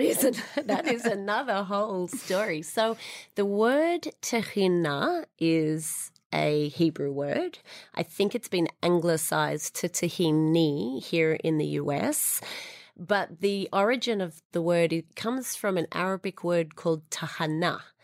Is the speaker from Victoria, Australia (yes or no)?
no; Sydney, New South Wales, Australia; moved away as an adult; also born or lived in Israel / London; now in New York, United States; as you can hear, I'm a Sydney born Australian